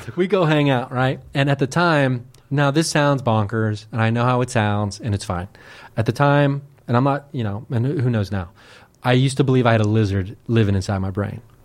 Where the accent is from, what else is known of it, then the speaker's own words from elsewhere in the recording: Dayton, Ohio, United States; I grew up in Dayton, Ohio, like a suburb of Dayton